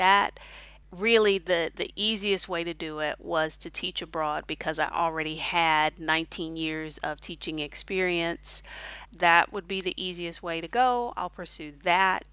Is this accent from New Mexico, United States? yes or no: no; Houston, Texas, United States; moved away as an adult; also born or lived in Honduras / Mexico / Kuwait; now in Hefei, China; I'm originally from Houston, Texas, and I currently live in Hefei, China